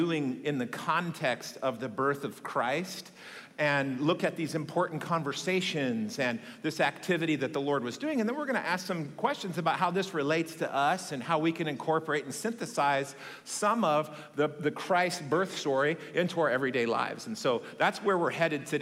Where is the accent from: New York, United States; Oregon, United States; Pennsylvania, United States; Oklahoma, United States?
Oregon, United States; McMinnville; moved away; I grew up in a town, I'm sure you haven't heard of this place, in rural Oregon. It's called McMinnville, Oregon.